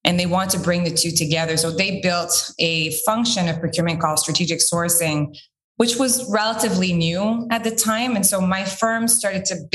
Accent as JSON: {"language": "English", "region": "Quebec", "country": "Canada", "said": "I'm originally from Quebec"}